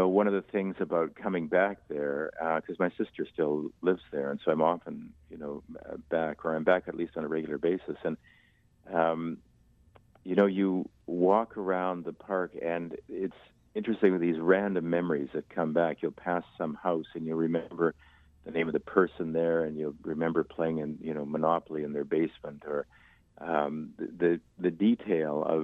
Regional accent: Winnipeg, Manitoba, Canada; we grew up in Wildwood Park and, you know, right on the Red River

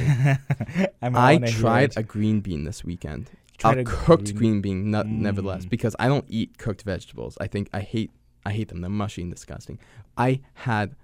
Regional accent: Winnipeg, Manitoba, Canada; I'm fourth generation Winnipeg

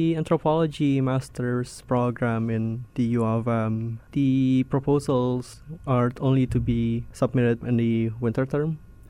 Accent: Jakarta, Indonesia; Yes, I am from Jakarta.

